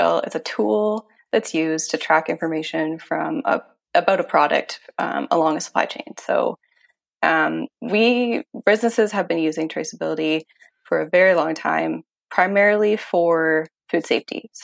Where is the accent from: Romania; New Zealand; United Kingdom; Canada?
Canada; Ontario; moved away; I am from Ontario originally